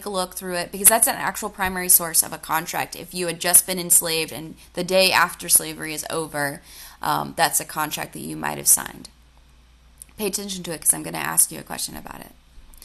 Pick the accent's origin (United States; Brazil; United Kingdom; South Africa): United States; Georgia; I'm from Georgia, and in Atlanta